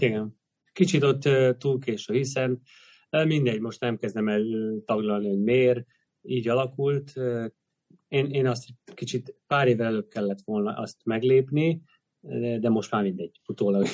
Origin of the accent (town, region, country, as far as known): Hungary